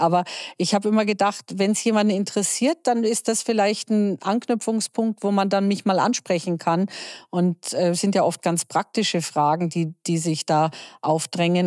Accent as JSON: {"language": "German", "country": "Germany", "said": "bei uns in Deutschland"}